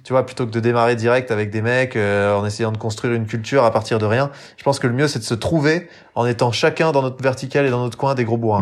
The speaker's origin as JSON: {"language": "French", "area": "Jura", "region": "Bourgogne-Franche-Comté", "country": "France", "tie": "born or raised there", "said": "j'ai grandi dans le Jura, donc euh, souvent je le répète, mais dans le haut budget pour être exact, sur le massif du Jura"}